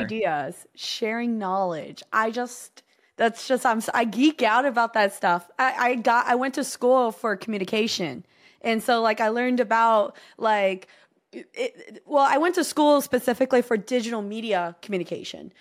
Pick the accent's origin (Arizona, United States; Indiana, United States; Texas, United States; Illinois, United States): Texas, United States; here in Texas